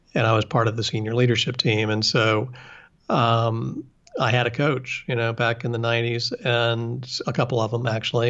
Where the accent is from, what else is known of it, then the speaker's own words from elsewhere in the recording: West Virginia, United States; moved away; I'm from West Virginia, and I went back to West Virginia